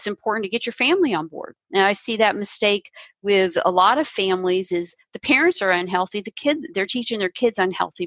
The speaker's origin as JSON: {"language": "English", "region": "the South", "country": "United States", "tie": "born or raised there", "said": "I grew up in the South, and we ate unhealthy"}